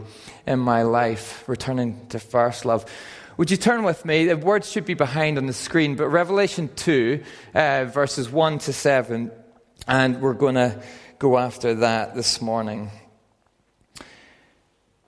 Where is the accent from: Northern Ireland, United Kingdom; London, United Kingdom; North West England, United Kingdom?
Northern Ireland, United Kingdom; moved away as an adult; also born or lived in Aberdeen, Scotland; I'm from Northern Ireland, and I moved when I was 18 to Aberdeen to study physiotherapy